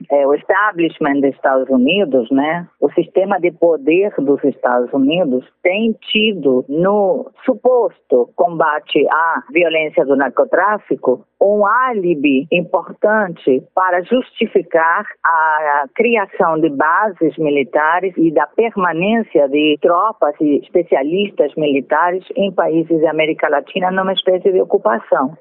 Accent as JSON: {"language": "Portuguese", "region": "Montevideo", "country": "Uruguay", "tie": "born or raised there", "accent": "Montevidean", "first_language": "Spanish", "second_language": "Portuguese", "moved": "as an adult", "lives_now": "Brazil", "said": "a minha língua materna é espanhol, que eu nasci no Uruguai"}